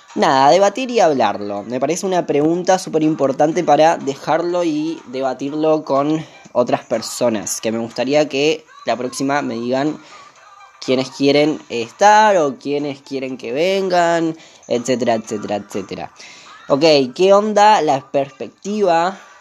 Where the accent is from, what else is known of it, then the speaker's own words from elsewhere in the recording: Lavallol, Buenos Aires Province, Argentina; soy de Zona Sur, Lavallol